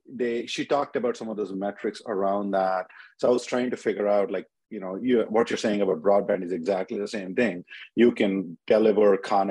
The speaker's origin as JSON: {"language": "English", "country": "India", "tie": "born or raised there", "also_born_or_lived": "Illinois, United States", "moved": "as an adult", "lives_now": "United States", "said": "I grew up in India, but I came to States in 24 years ago to University of Illinois"}